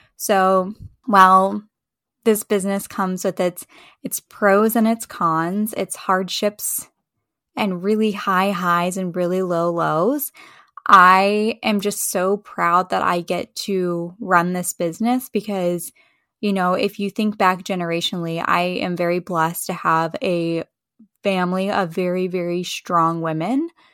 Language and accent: English; Charlottesville, Virginia, United States; I grew up in Charlottesville, Virginia, so I have a very strong tie to that community